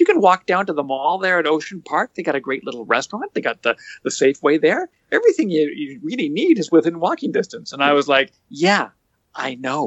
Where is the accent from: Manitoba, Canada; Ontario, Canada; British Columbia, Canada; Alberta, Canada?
British Columbia, Canada; White Rock; I grew up in White Rock